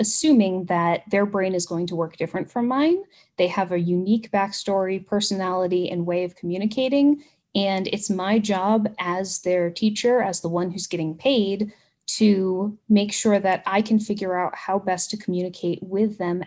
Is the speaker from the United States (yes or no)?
yes; United States; accent: American; we're American and we have a different accent